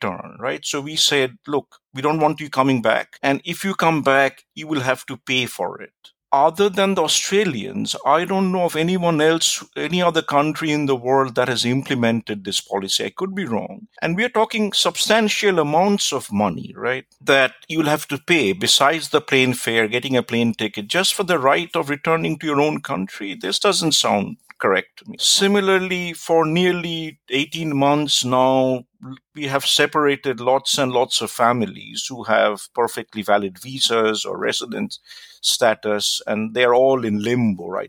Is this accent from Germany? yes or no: no; India; also born or lived in United States; now in New Zealand; I grew up in India, but I lived and worked in the United States for a long time before I moved to New Zealand.